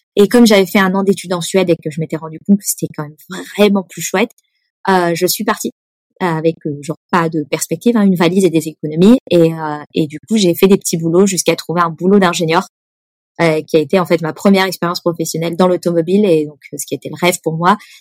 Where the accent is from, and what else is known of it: Nice, Provence-Alpes-Côte d'Azur, France; born or raised there; moved away as an adult; also born or lived in Lyon / Paris; now in Sweden